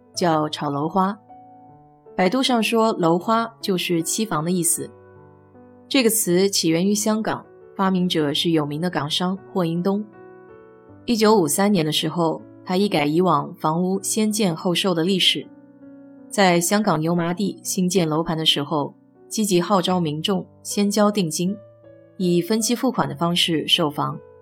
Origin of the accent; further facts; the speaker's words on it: China; now in United States; 我们中国人大多习惯住新房子